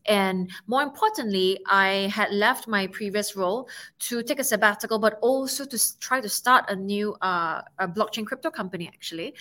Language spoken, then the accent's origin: English; Singapore; I'm from Singapore